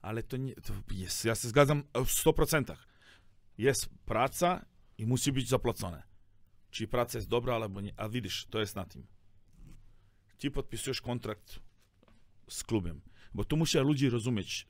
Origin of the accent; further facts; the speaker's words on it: Serbia; Polish is a second language; now in Poland; ja jestem ze Serbii